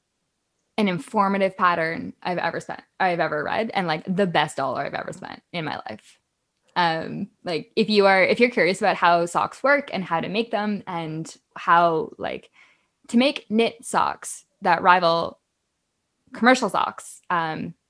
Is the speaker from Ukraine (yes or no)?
no; Canada; I am Canadian